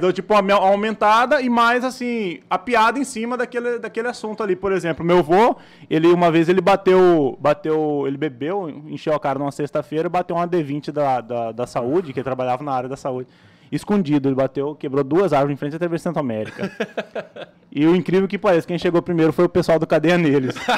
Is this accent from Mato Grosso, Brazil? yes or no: yes; Cuiabá, Mato Grosso, Brazil; also born or lived in Várzea Grande; eu sou nascido em Várzea Grande, né? Uhum. Criado no CPA